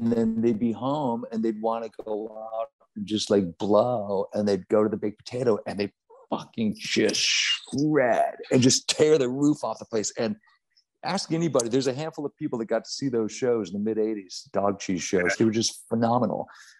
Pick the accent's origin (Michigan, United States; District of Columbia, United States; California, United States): California, United States; Orange County; I grew up in Orange County